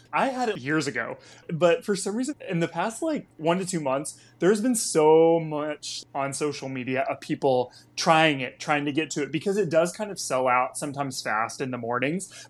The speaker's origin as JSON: {"language": "English", "region": "Texas", "country": "United States", "tie": "born or raised there", "also_born_or_lived": "Washington, D.C.", "moved": "as an adult", "lives_now": "Los Angeles, United States", "said": "I live in L A now, but I grew up in Texas"}